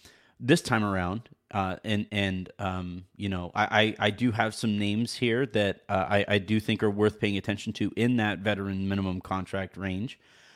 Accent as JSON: {"language": "English", "region": "Lisbon", "country": "Portugal", "second_language": "English", "said": "I'm from Lisbon, Portugal."}